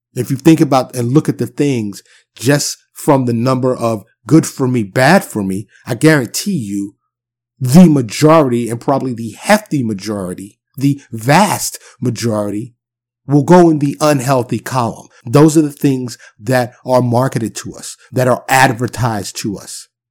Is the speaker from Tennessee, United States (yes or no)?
no; New York City, New York, United States; moved away as an adult; now in Texas, United States; I'm born and raised in New York City. I'm a New York native, but I do live in, in the South now, I live in Texas